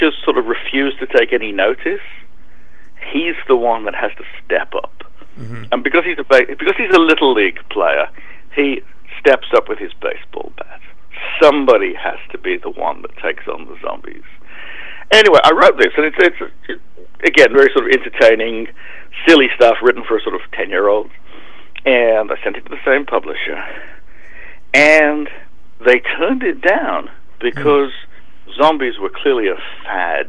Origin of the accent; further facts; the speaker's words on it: United Kingdom; I'm British.